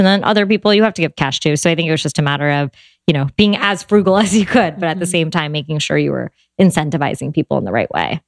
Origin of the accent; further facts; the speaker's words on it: United States; I was born and raised here in America. My parents, you know, immigrated here in the 70s